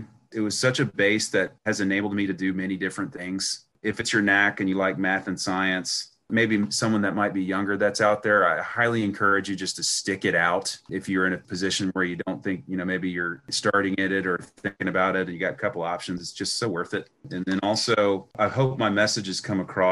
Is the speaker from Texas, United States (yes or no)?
yes; Houston, Texas, United States; I went to Stratford High School in West Houston